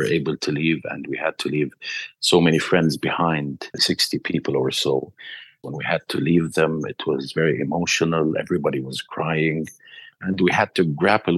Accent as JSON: {"language": "English", "region": "Gaza Strip", "country": "Palestine", "moved": "as an adult", "lives_now": "Egypt", "said": "they detect our accent and know we're from Gaza"}